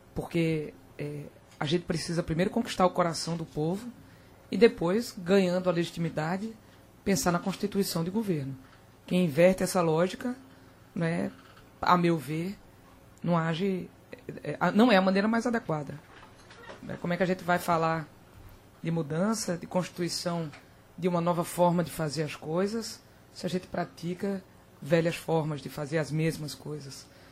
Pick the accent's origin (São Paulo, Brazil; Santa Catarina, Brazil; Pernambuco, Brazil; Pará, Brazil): Pernambuco, Brazil; Caruaru; eu vi do interior, né? eu me criei em Caruaru.